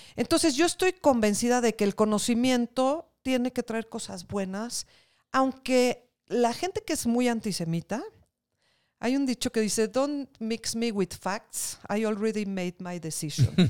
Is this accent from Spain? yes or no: no; Mexico; somos mexicanos y que somos una parte más de este país